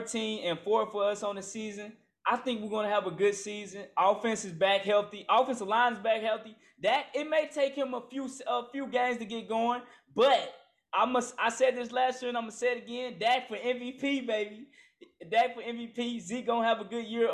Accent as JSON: {"language": "English", "town": "Jackson", "region": "Mississippi", "country": "United States", "tie": "born or raised there", "said": "Jackson, Mississippi, my hometown"}